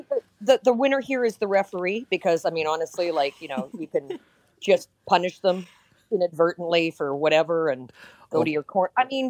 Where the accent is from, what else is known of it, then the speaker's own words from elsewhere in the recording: Canada; I'm Canadian